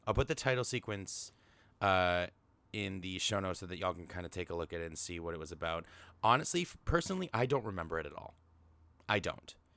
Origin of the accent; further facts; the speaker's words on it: Canada; I'm Canadian